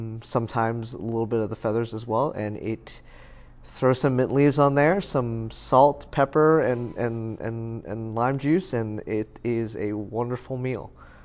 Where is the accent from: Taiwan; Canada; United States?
Taiwan; Taipei; born there; I was born in, that's an interesting story. I was born in the back of a military police Jeep.